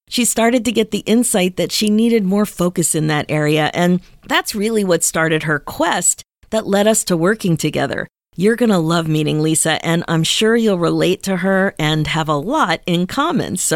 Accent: Houston, Texas, United States; I was born and raised here in Texas.

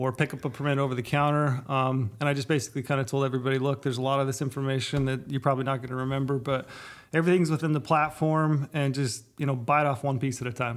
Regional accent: Southern Utah, United States; I grew up in Southern Utah

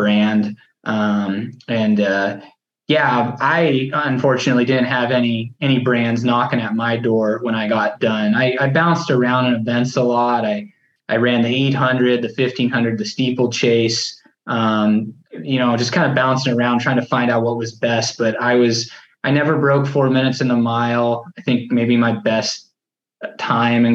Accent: Rogue River, Oregon, United States; moved away as an adult; now in Sacramento, United States; I grew up in Rogue River, Oregon, which is a really small town in Southern Oregon, kind of near Ashland

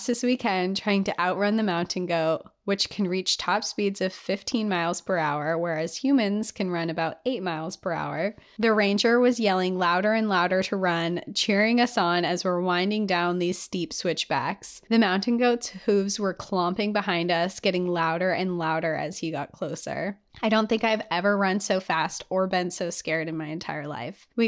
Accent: Utah, United States; I was born and raised in Utah, just three or four hours away from the Big Five. I grew up going to national parks.

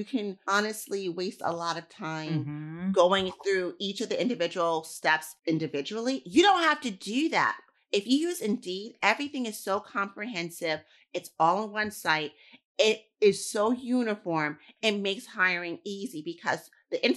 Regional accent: New York City, New York, United States; I grew up in New York City

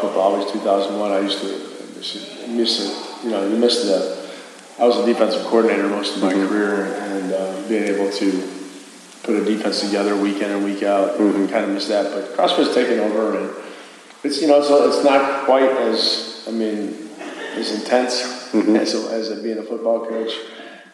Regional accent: Rochester, New York, United States; moved away; also born or lived in Buffalo, New York; I'm from Rochester, New York, and my wife's from Buffalo

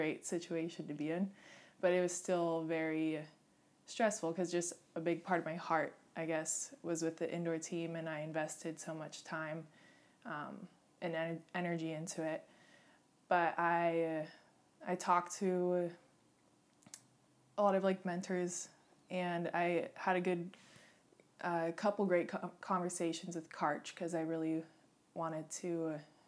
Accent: Santa Barbara, California, United States; I grew up in Santa Barbara

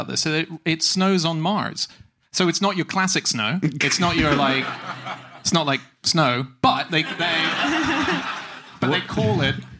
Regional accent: Australia; I'm an Aussie, by the way. I just don't sound it.

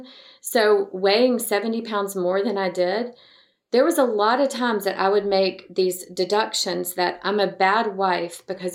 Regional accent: Montgomery, Alabama, United States; now in Dallas, United States; I was raised in Montgomery, Alabama

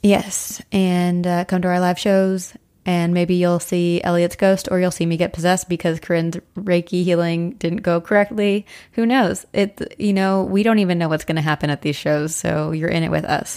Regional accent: Brandenburg, New Jersey, United States; where I grew up in Brandenburg, New Jersey

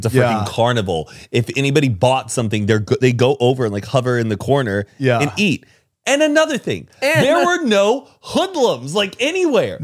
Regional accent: United States; we're from America

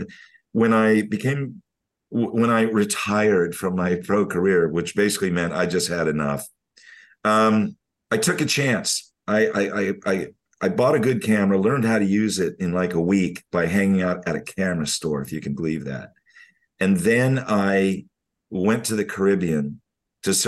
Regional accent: California, United States; moved away as an adult; also born or lived in Australia; now in Bali, Indonesia; for us in California

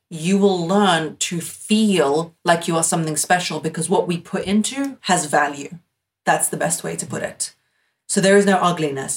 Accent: United Kingdom; I'm British

